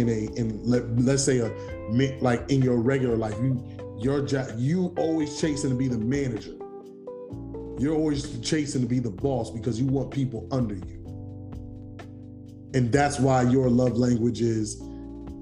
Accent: New York City, New York, United States; being a New Yorker

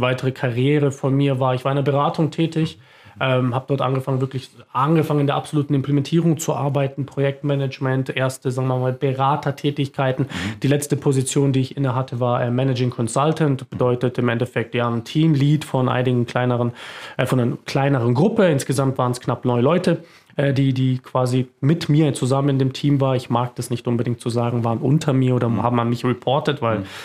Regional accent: Munich, Bavaria, Germany; moved away as an adult; also born or lived in Augsburg area; now in near Augsburg, Germany; Ich bin äh, Münchner Kindl, äh, bin in München geboren

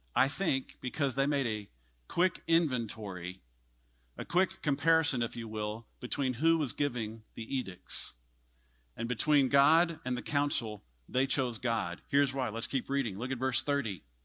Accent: Texas, United States; I'm a Texan

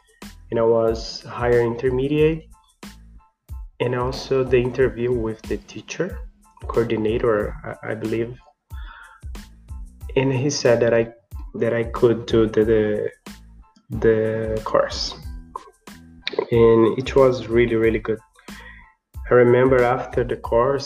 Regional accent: Brazil; English is a second language; moved away as an adult; now in Sydney, Australia; from Brazil

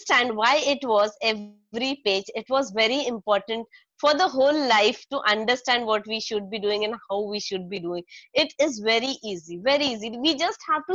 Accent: Nainital, Uttarakhand, India; moved away; It is my hometown, Nainital

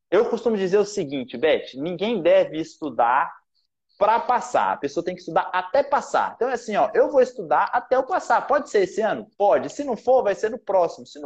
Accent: Goiás, Brazil; now in Rio de Janeiro, Brazil; eu sou goiano, né? Nasci em Goiás. Então, lá a gente fala muito ai, a gente puxa o R, então a gente fala porta.

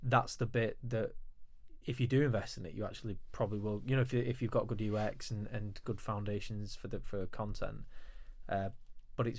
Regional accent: United Kingdom; as British people, we're not all as multilingual

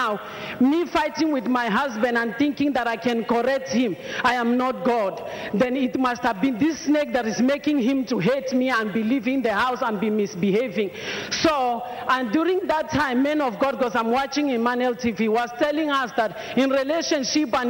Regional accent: Mozambique; now in South Africa; I'm originally from Mozambique, but I live in South Africa.

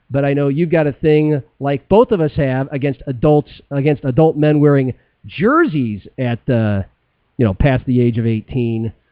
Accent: Omaha, Nebraska, United States; now in Sioux Falls, United States; I grew up in Omaha

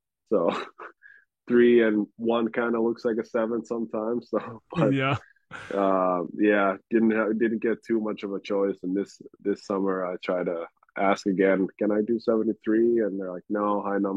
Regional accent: Finland; also born or lived in Toronto / Nashville / Sweden; now in Minnesota, United States; growing up in Finland

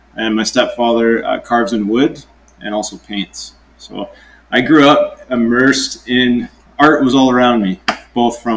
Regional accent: White Rock, British Columbia, Canada; I grew up on Simeon First Nation Reserve in South Surrey, White Rock, BC, Canada

